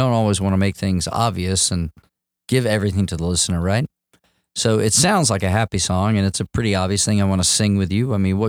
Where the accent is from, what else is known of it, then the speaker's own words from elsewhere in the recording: Jacksonville, Florida, United States; I grew up in Jacksonville and Riverside, Avondale area is the area that I treasure and I call home.